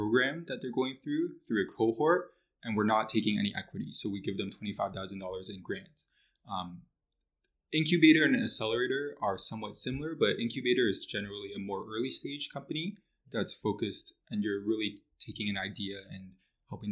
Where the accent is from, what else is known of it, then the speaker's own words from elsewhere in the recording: Mississauga, Ontario, Canada; also born or lived in Toronto / Kingston; I was born in Mississauga